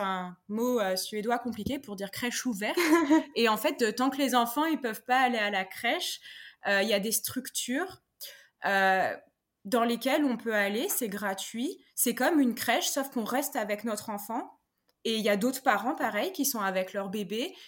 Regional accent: France; moved away as an adult; now in Stockholm, Sweden; je suis installée en Suède depuis deux ans alors que je suis française

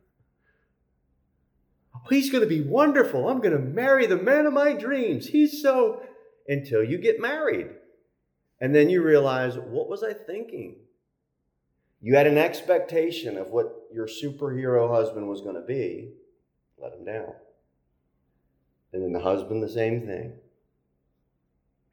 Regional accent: United States; as American Christians

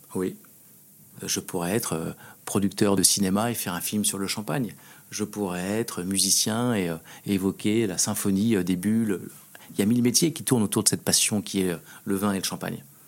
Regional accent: France; on est français

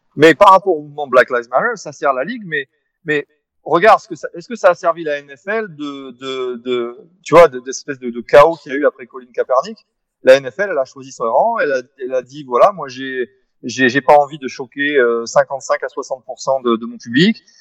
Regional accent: France; je suis d'origine américaine par mon grand-père, mais, mais c'est vrai que je suis français avant tout

